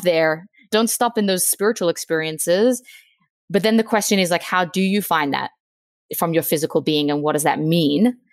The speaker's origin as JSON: {"language": "English", "country": "Australia", "moved": "as an adult", "lives_now": "Virginia, United States", "said": "I'm from Australia. I'm 28. I'm now living in Virginia."}